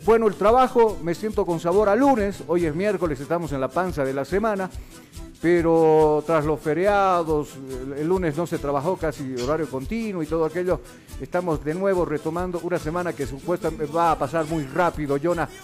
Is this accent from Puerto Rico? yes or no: no; Bolivia; Somos bolivianos